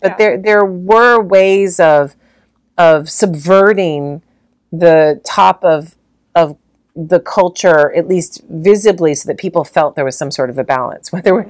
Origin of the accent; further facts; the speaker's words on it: London, United Kingdom; we grew up in London, we have nothing, we have no money